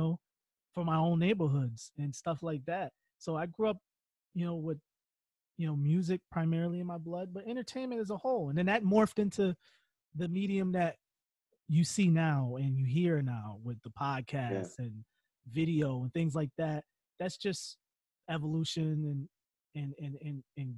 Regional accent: Connecticut, United States; We're two kids from Connecticut.

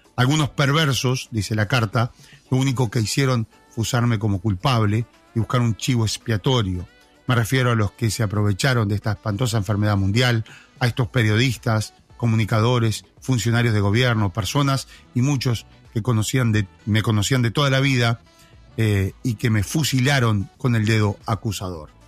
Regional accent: La Paloma, Rocha, Uruguay; los que somos de La Paloma

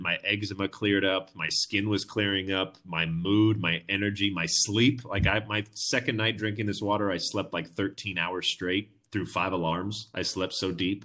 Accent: Orange County, California, United States; moved away as an adult; now in Vista, United States; I grew up in Orange County my whole life.

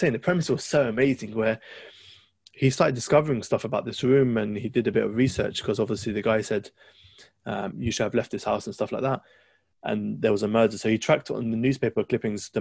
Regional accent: London, United Kingdom; That's my hometown.

